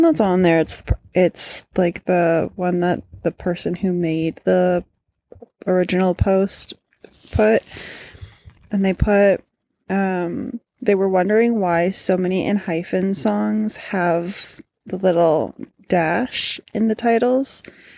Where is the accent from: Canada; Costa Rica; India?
Canada; I am Canadian